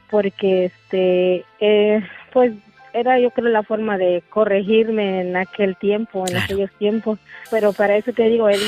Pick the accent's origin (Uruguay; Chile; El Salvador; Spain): El Salvador; now in Las Vegas, United States; Yo nací de hermosa en El Salvador.